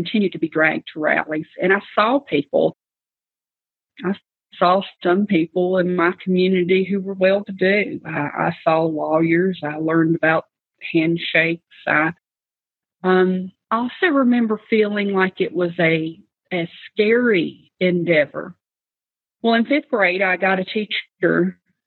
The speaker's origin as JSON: {"language": "English", "town": "Radford", "region": "Virginia", "country": "United States", "tie": "born or raised there", "said": "I was born in Radford, Virginia in 1975 on January the 16th. I was born into a home that didn't have plenty"}